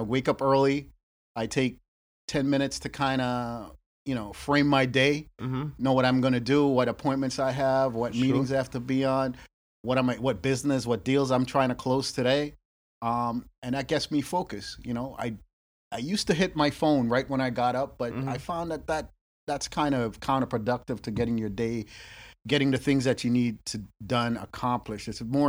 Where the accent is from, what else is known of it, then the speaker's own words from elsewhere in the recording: New York, United States; now in Boston, United States; I'm from New York.